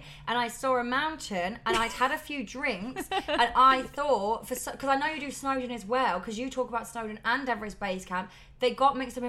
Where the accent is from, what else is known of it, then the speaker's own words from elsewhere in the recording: Nottingham, East Midlands, United Kingdom; I am from Nottingham.